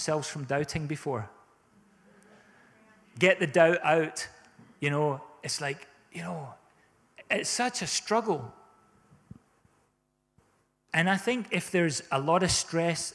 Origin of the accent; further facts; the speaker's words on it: South Africa; now in Scotland, United Kingdom; We grew up in South Africa, and we experienced drought a lot